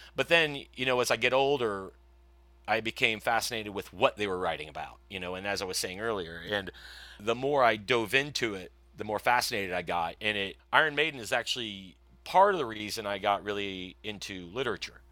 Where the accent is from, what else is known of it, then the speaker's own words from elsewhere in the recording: Broken Arrow, Oklahoma, United States; also born or lived in Ohio / St. Louis; my father was one of the people that started soccer in Broken Arrow in nineteen seventy-five, I believe, 'cause we had moved down in seventy-four from Ohio